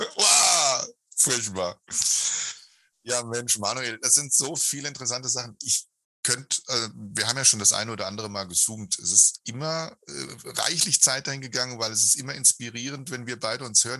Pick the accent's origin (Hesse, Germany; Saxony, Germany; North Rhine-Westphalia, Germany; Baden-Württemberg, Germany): Hesse, Germany; Kinder sind ja immer so ein bisschen schnokisch, wie das halt bei uns in Hessen heißt